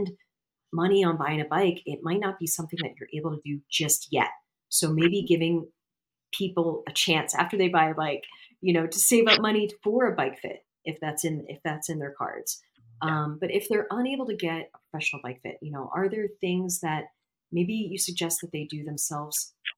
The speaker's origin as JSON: {"language": "English", "region": "Florida", "country": "United States", "said": "since I'm from Florida and I'm from a state that literally is a peninsula. And I was on I lived in a county that was a peninsula. So I lived in a peninsula within a peninsula."}